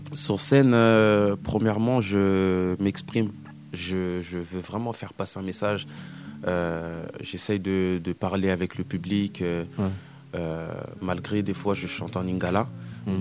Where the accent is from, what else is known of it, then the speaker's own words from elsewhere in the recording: France; j'ai grandi ici, je suis né ici, en France.